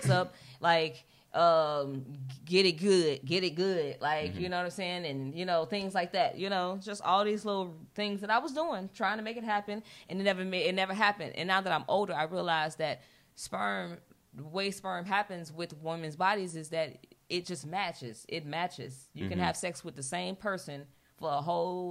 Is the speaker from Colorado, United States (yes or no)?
no; Chicago, Illinois, United States; I'm from Chicago